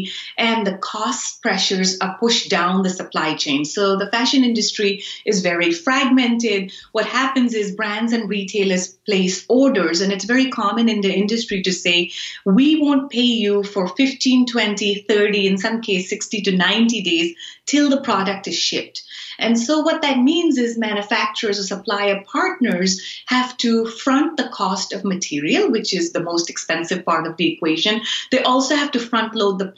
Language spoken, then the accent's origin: English; Karachi, Sindh, Pakistan; moved away; I grew up in Karachi, which is a production hub where a lot of our clothes come from.